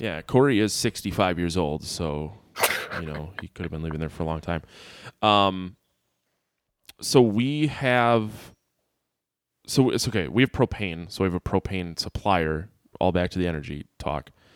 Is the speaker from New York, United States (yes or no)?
no; near Milwaukee / Sheboygan area, Wisconsin, United States; I grew up near Jeffrey Dahmer.